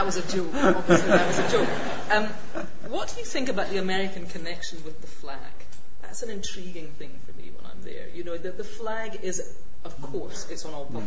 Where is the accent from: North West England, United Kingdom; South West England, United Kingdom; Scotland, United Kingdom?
Scotland, United Kingdom; I'm from Scotland.